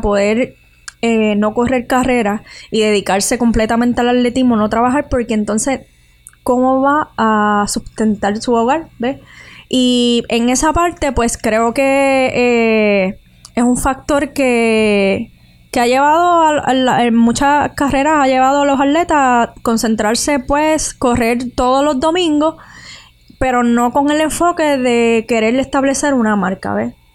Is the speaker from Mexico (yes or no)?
no; Utuado, Puerto Rico; moved away; me crié en Utubado